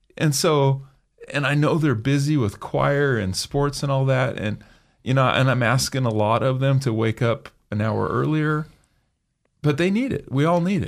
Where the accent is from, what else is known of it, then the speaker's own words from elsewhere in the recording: Emmett, Idaho, United States; I was raised in Emmett